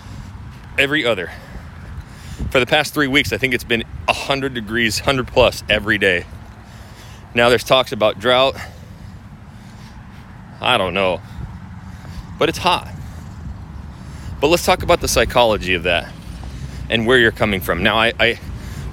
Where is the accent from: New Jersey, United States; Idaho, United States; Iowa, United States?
Idaho, United States; Coeur d'Alene; moved away as an adult; now in Houston, United States; I'm born and raised there, Coeur d'Alene, Idaho